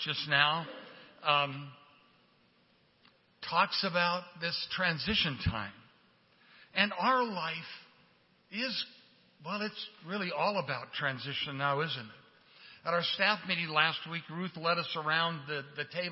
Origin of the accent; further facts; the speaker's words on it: Portland, Oregon, United States; moved away; I grew up in Portland, Oregon